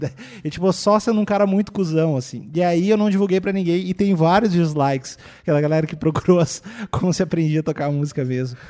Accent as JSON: {"language": "Portuguese", "town": "Cachoeirinha", "region": "Rio Grande do Sul", "country": "Brazil", "tie": "born or raised there", "also_born_or_lived": "Porto Alegre", "moved": "as an adult", "lives_now": "São Paulo, Brazil", "said": "eu nasci em Cachoeirinha, que é uma cidade da, do lado de Porto Alegre"}